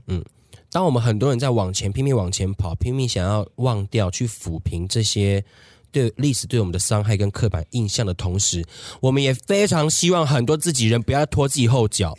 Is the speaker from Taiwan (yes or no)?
yes; Taiwan; 在我们台湾这，这边生活的